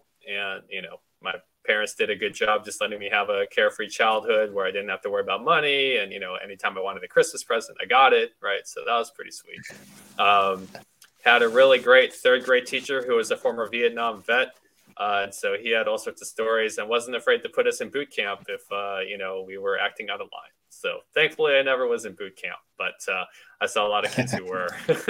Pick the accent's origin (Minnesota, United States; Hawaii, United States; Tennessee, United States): Tennessee, United States; Knoxville; born or raised there; moved away as an adult; also born or lived in Wisconsin; now in Houston, United States